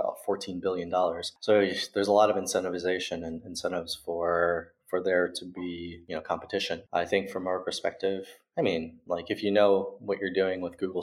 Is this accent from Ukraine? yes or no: no; United States; now in Berlin, Germany; I'm American, even though I live here in Berlin.